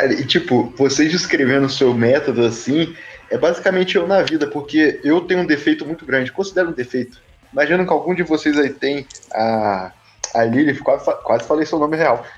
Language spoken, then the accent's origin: Portuguese; Rio de Janeiro, Brazil; eu sou do Rio